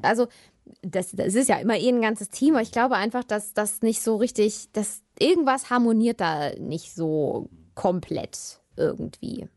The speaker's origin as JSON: {"language": "German", "country": "Germany", "said": "als Deutsche"}